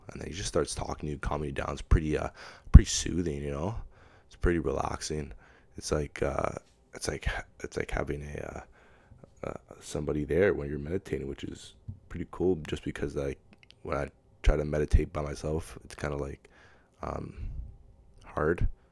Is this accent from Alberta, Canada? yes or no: no; Pickering, Ontario, Canada; I'm not from Toronto, but I'm from Pickering, so it's, that's the way I, I, I talk